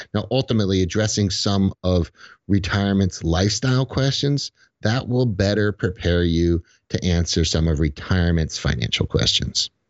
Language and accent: English; Connecticut, United States